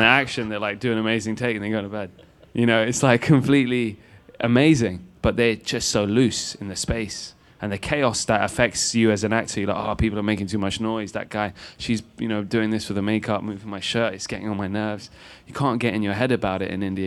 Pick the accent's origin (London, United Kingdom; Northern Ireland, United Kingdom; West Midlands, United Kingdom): London, United Kingdom; I'm a dude from Rainers Lane in London, which is the last stop on the tube station